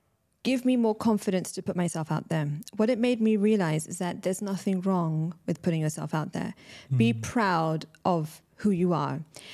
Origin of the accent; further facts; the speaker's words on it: Pakistan; But a lot of Pakistani people, you know, obviously I'm Pakistani, so people in the community.